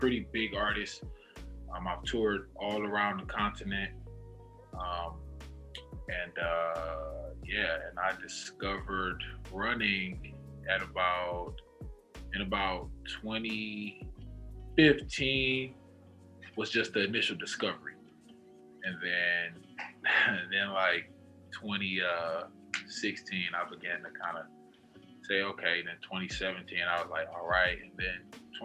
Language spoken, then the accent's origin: English; Detroit, Michigan, United States; I'm from Detroit. I'm from the east side of Detroit